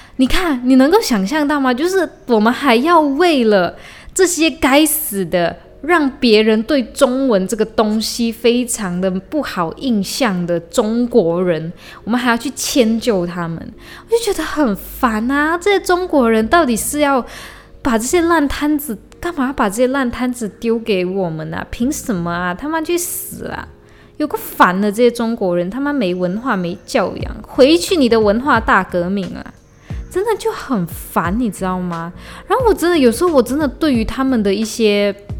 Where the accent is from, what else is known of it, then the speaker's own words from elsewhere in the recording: Malaysia; 我回马来西亚不是我来马来西亚旅游，是我回马来西亚